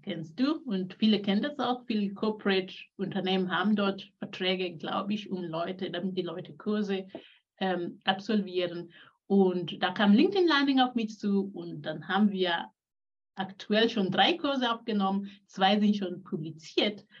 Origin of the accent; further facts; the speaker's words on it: Kenya; also born or lived in Switzerland; now in Singen, Germany; geboren bin ich in Kenia. Ich bin Mutter von drei Kindern, lebe jetzt in Deutschland